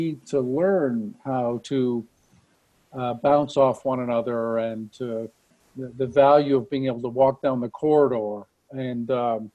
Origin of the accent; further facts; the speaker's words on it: Saint John, New Brunswick, Canada; moved away as an adult; also born or lived in Halifax, Nova Scotia; now in Calgary, Canada; I come from the Maritimes. I come from New Brunswick. So I went to high school, finished high school in St. John, New Brunswick